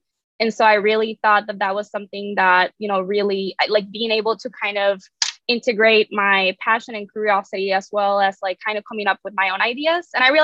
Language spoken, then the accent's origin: English; San Juan, Puerto Rico; moved away as an adult; also born or lived in Boston; now in Memphis, United States; I am originally from San Juan, Puerto Rico. That's where I grew up.